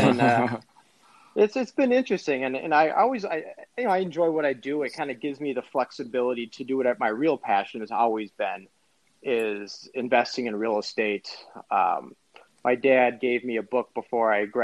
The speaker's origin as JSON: {"language": "English", "town": "Edina", "region": "Minnesota", "country": "United States", "tie": "born or raised there", "also_born_or_lived": "Philadelphia, Pennsylvania", "said": "I grew up in Edina, graduated from Breck High School"}